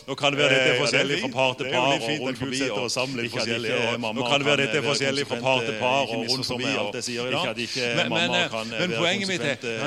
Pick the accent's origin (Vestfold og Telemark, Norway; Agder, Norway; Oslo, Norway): Agder, Norway; Søgne; Men jeg er jo bare fra Søgne, tross alt.